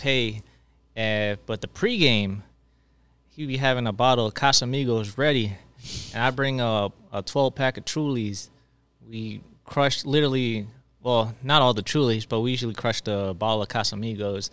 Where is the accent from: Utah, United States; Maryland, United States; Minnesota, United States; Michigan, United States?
Maryland, United States; I'm actually from Maryland